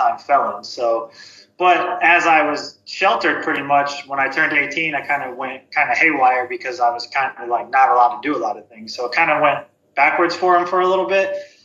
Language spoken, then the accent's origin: English; Ohio, United States; I'm from Ohio